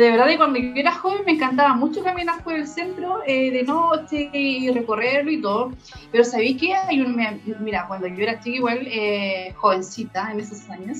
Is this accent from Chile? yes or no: yes; Concepción, Biobío, Chile; also born or lived in San Pedro de la Paz; nací en Concepción, ya en Lorenzo Arena, ¿cierto? Y los barrios, me iba a jugar al cementerio, me arrancaba cuando, te digo, vivía con mi abuelo y todo, salía del colegio y me iba al Cerro Chepe a jugar con mis compañeros